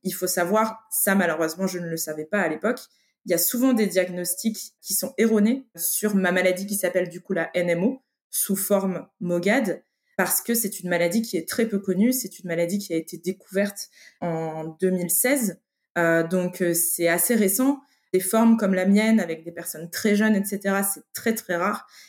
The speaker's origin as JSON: {"language": "French", "town": "Lille", "region": "Hauts-de-France", "country": "France", "tie": "born or raised there", "said": "je viens du nord de la France. J'ai grandi en ville, à Lille."}